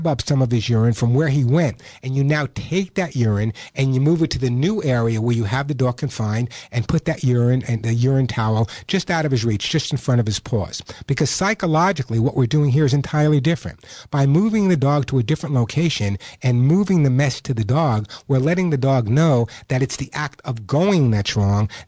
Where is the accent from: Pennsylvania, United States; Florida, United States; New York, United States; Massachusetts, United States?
New York, United States; accent: New York; my New York accent